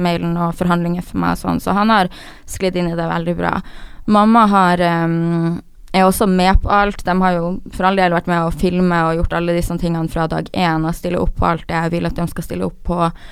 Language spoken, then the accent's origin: Norwegian; Harstad, Troms, Norway; moved away; jeg har alltid vært en person i Harstad, der jeg kommer fra, som er en liten